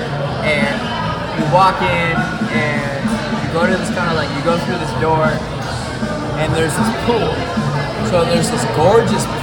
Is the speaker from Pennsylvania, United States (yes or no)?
no; Chicago, Illinois, United States; Guess where I'm from? I say, Chicago